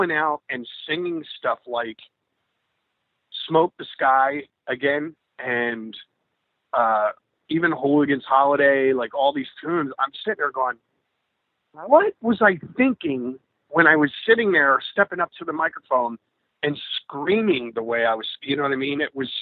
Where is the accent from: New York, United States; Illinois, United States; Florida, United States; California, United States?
New York, United States; my hometown, New York